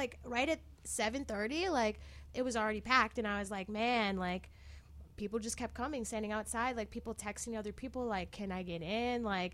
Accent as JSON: {"language": "English", "town": "Milwaukee", "region": "Wisconsin", "country": "United States", "also_born_or_lived": "California", "moved": "as an adult", "lives_now": "Chicago, United States", "said": "I'm from Milwaukee, actually, originally"}